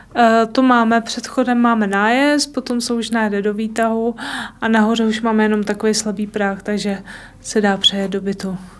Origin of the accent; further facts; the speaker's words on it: Týniště nad Orlicí, Hradec Králové Region, Czechia; jsem z Týniště na Torlicí